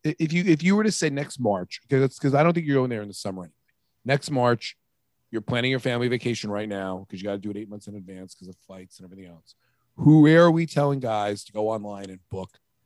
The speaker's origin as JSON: {"language": "English", "town": "Riverhead", "region": "New York", "country": "United States", "tie": "born or raised there", "said": "Splish Splash, where I grew up in Riverhead."}